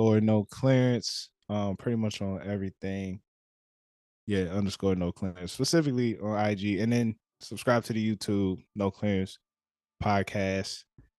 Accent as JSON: {"language": "English", "town": "Temple Hills", "region": "Maryland", "country": "United States", "tie": "born or raised there", "also_born_or_lived": "District Heights, Maryland", "said": "Yeah, I grew up in Temple Hills, right near Iverson Mall."}